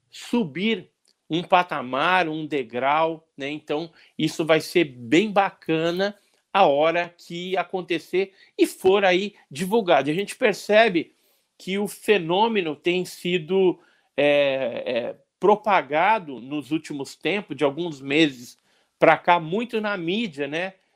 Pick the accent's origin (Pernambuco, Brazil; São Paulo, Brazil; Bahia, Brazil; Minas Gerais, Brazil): São Paulo, Brazil; Santos; moved away; Eu nasci em Santos também.